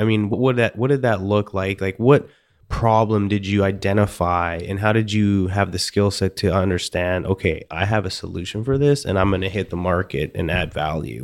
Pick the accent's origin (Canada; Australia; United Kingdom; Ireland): Canada; I'm from Canada and mostly Eastern European